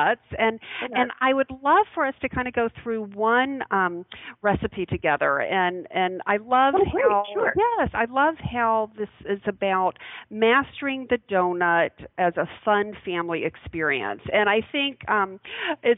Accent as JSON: {"language": "English", "region": "Alabama", "country": "United States", "tie": "born or raised there", "said": "I grew up in Alabama"}